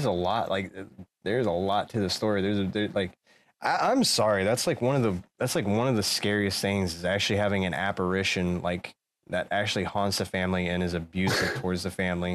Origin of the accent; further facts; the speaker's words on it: Denver, Colorado, United States; moved away; originally I'm from Denver, Colorado, so being a kid of the Midwest